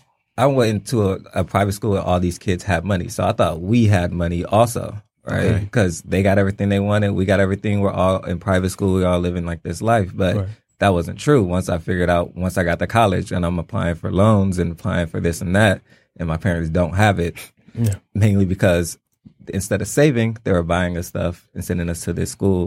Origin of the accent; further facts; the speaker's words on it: Los Angeles, California, United States; moved away; I grew up in L.A.